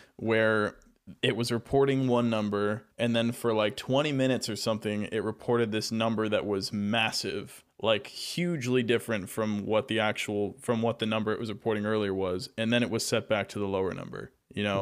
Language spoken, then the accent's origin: English; United States; being an American